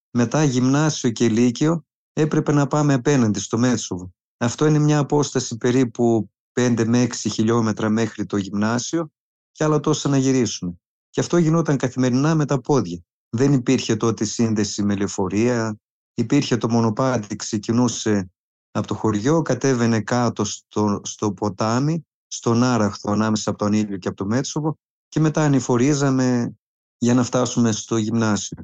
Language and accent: Greek; Anilio, Epirus, Greece; γεννήθηκα στο Ανήλιο Μητσόβου, ένα μικρό ορεινό χωριό στην καρδιά της Πίντου